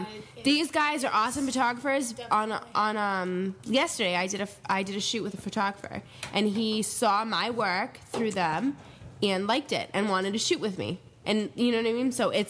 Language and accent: English; Wilmington, Massachusetts, United States; I'm from Wilmington